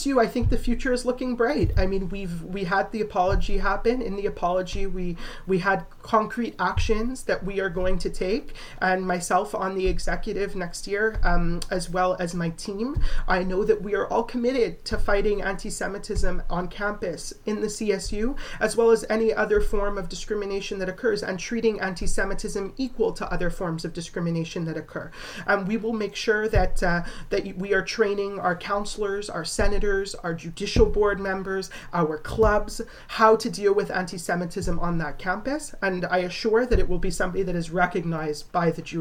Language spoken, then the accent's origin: English; Canada; I'm proudly Canadian